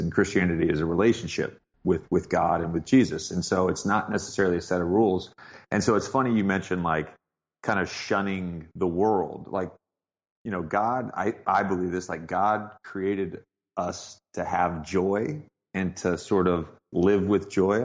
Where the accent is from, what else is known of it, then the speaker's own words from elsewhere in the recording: Virginia, United States; also born or lived in Cookeville, Tennessee; I grew up mostly in Virginia, uh, but I was born in Tennessee.